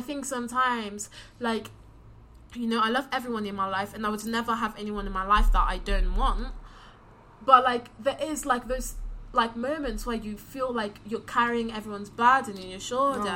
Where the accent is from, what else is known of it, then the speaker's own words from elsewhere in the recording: London, United Kingdom; I'm from London